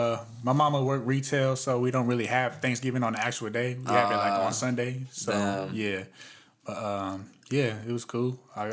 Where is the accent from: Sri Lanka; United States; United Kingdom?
United States; Highland, California; also born or lived in Inglewood / San Bernardino / Beaumont; we moved to San Bernardino. So I really rep Highland because I was brought up in that area all the way up to age 16, and then I moved to Beaumont after that.